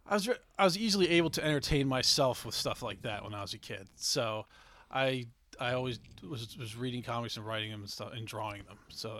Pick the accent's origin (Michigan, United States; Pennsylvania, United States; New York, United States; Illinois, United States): Pennsylvania, United States; Swarthmore; also born or lived in Gettysburg / Savannah; Swarthmore in Delaware County.